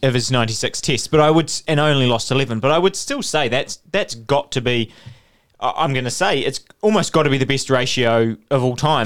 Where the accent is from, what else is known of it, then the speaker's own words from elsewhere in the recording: New Zealand; as a New Zealander.